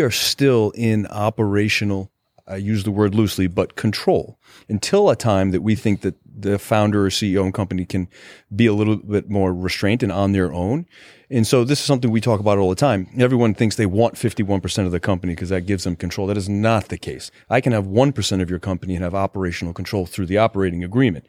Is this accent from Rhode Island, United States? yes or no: yes; Rhode Island, United States; So I was born in Rhode Island.